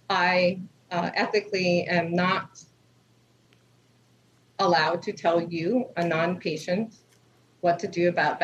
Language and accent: English; New York City, New York, United States; moved away as an adult; now in Delaware, United States; I was born in Lenox Hospital. I grew up in Queens.